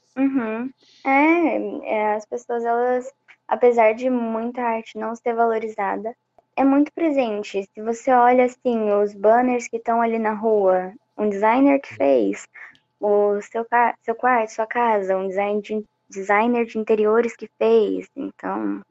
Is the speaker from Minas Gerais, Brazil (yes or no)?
yes; Minas Gerais, Brazil; moved away; eu tinha acabado de voltar de Minas também, que é onde eu nasci